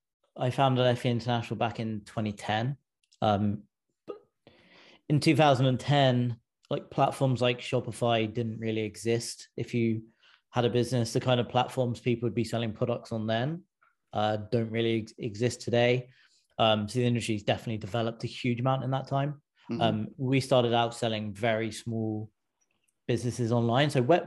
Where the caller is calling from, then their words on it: California, United States; I'm in just outside San Francisco.